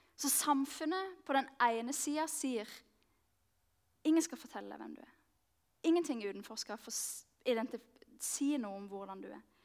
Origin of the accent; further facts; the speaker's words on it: Mandal, Agder, Norway; moved away as an adult; also born or lived in Marnardal; now in Oslo, Norway; kommer jeg like liksom så mye fra Mandal. Det er der jeg har vokst opp.